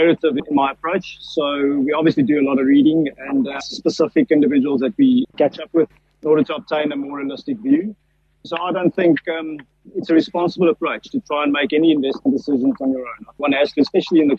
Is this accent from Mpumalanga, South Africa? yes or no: no; Pretoria, Gauteng, South Africa; I grew up in Pretoria, in the northern suburbs of Pretoria